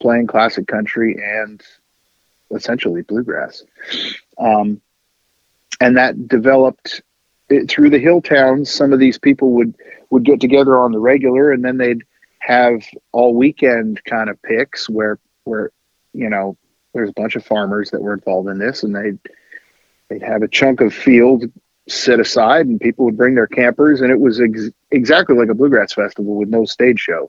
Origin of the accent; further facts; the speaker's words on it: Ashfield, Massachusetts, United States; moved away; I'm from the hill towns. In fact, we had more cows than people in the area that I grew up